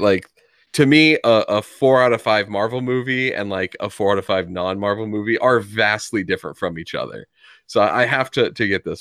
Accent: United States; my ignorance as an American here

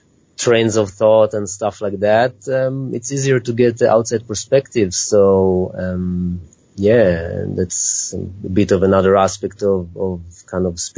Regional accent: Israel; moved away; I'm originally from Israel

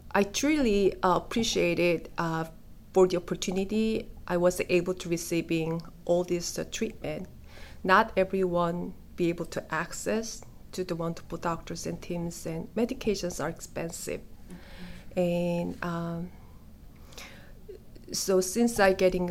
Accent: South Korea; moved away; I'm from South Korea

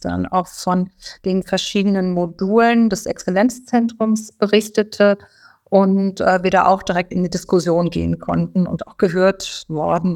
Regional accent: Rhine-Main area, Germany; moved away as an adult; now in Berlin, Germany; ich komme also auch aus dem Rhein-Main-Gebiet

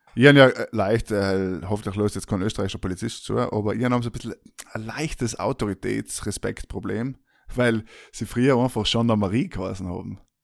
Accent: South Tyrol, Trentino-Alto Adige, Italy; wir sind aus Südtirol, beide

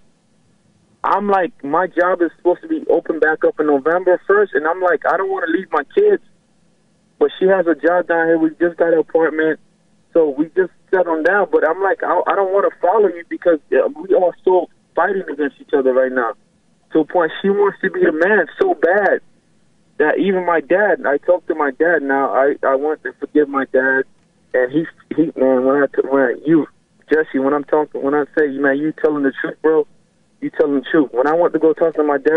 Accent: Haiti; also born or lived in Miami, United States; now in Orlando, United States; I was born in Haiti. My parents are from Haiti

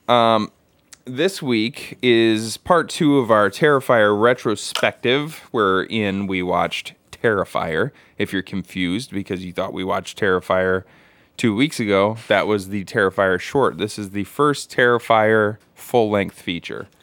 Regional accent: United States; as an American

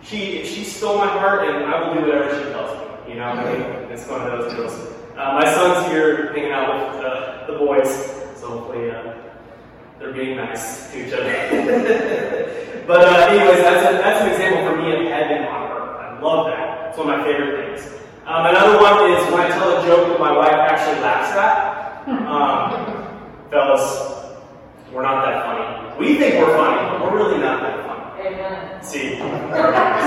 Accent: near Branson, southern Missouri, United States; moved away as an adult; now in Philadelphia area, United States; I grew up in Missouri, southern Missouri, and basically with Branson.

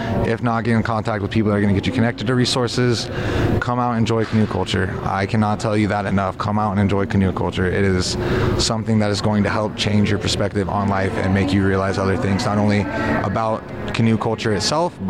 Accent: Tulalip Indian Reservation, Washington, United States; I grew up on the Tulip Indian Reservation, but I'm a member of the Upper Skagit Indian Tribe with lineage to the Swinomish as well

